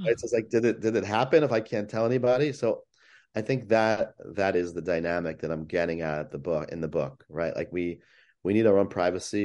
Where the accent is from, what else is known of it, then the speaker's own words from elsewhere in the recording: West Hempstead, New York, United States; where I grew up in West Hempstead